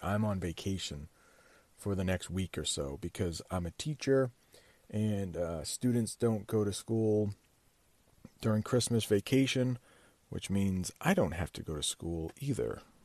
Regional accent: United States; I'm an American

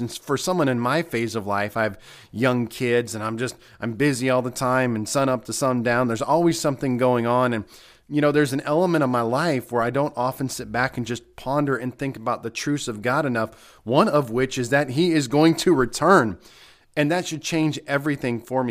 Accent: United States; especially as American believers

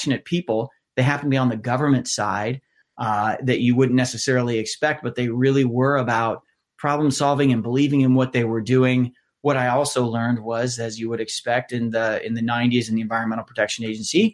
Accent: just outside of Columbus, central Ohio, United States; I grew up actually just outside of Columbus, about a half hour north of where I live now, in central Ohio

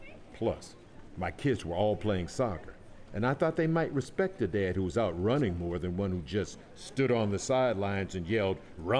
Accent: New York, United States; I grew up in New York watching the New York City Marathon on TV.

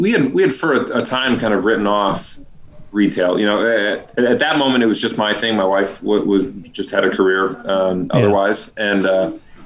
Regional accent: Iowa, United States; It was my hometown

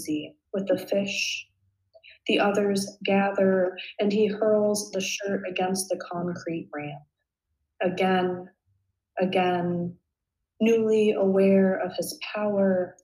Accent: Ashland, Oregon, United States; moved away; also born or lived in Bay Area, California; I'm from Ashland, Oregon. So it's a small town in Southern Oregon and it's famous for its Shakespeare Festival. So I grew up with kind of Shakespeare in my veins a little bit.

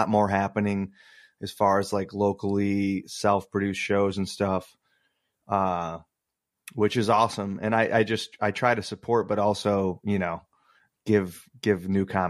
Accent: Muskegon area, Michigan, United States; also born or lived in Grand Rapids; I moved from the Muskegon area where I went to high school back to Grand Rapids

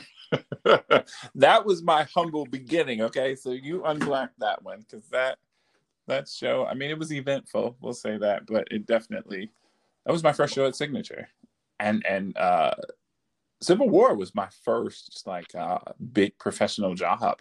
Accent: Detroit, Michigan, United States; moved away as an adult; also born or lived in Baltimore, Maryland / Washington, D.C.; I'm from uh, Detroit, Michigan

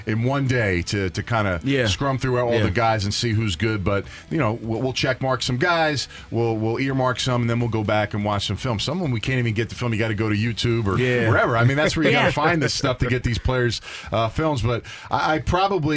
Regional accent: Philadelphia, Pennsylvania, United States; I'm from Philadelphia, born and raised

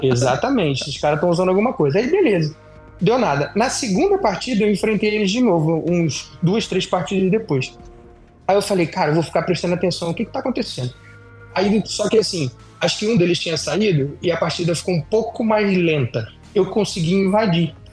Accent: Brazil; moved away; eu sou brasileiro, eu moro fora do Brasil

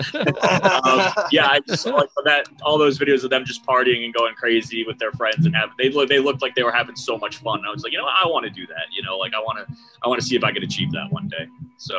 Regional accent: Huntington, New York, United States; Huntington, Long Island, Long Island. New York.

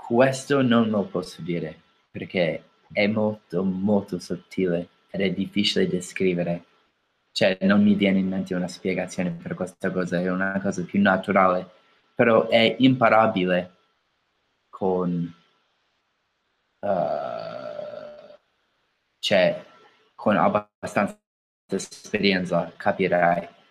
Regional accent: United States; Italian is a second language; Io sono americano

